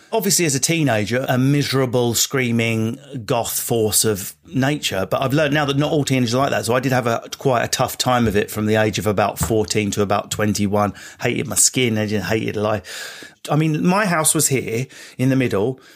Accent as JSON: {"language": "English", "town": "Enfield", "region": "London", "country": "United Kingdom", "tie": "born or raised there", "said": "I grew up in Enfield."}